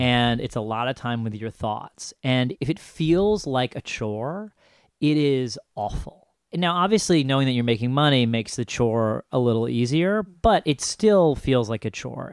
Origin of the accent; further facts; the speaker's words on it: Ithaca, New York, United States; I grew up in Ithaca, New York, which is about four and a half hours north of New York City.